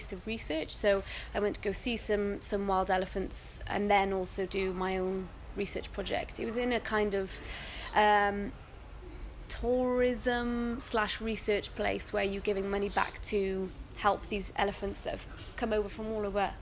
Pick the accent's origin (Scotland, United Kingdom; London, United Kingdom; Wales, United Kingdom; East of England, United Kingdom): Wales, United Kingdom; Cardiff; also born or lived in Bristol; I am from Cardiff, as you can probably tell. I've just moved back from Bristol, where I was based on my master's. But yeah, Cardiff is home